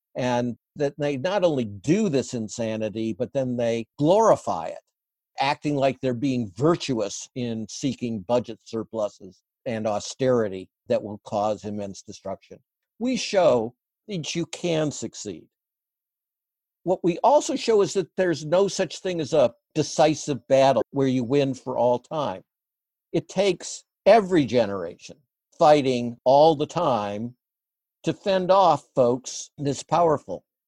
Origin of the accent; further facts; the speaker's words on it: Midwest, United States; I grew up in the Midwest